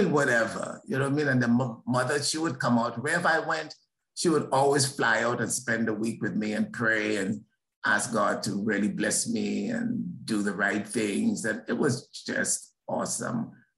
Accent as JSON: {"language": "English", "town": "Philadelphia", "region": "Pennsylvania", "country": "United States", "said": "So what I got introduced as was, I'm from America. I'm from Philadelphia. So they saw me as Black."}